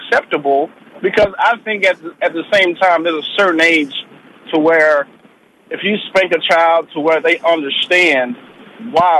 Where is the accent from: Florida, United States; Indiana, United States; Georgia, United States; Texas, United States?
Texas, United States; Houston; now in Omaha, United States; I grew up in the South. I grew up in Houston